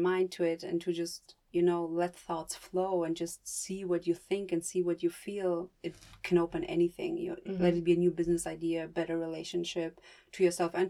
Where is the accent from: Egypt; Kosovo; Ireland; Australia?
Kosovo; now in Germany; I'm from Kosovo.